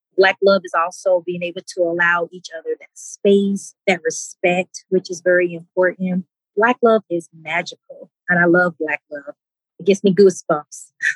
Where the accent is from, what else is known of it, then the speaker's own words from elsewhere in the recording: Mississippi, United States; now in Denver, United States; I am from Mississippi